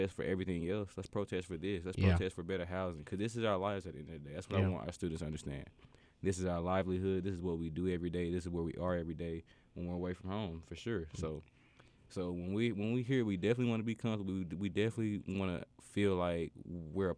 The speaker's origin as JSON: {"language": "English", "town": "Winston-Salem", "region": "North Carolina", "country": "United States", "tie": "born or raised there", "said": "I'm from Winston-Salem"}